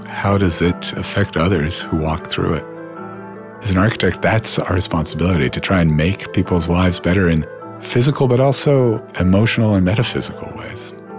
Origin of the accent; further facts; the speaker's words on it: London, United Kingdom; born there; I was born in London. I was there till the ripe age of 3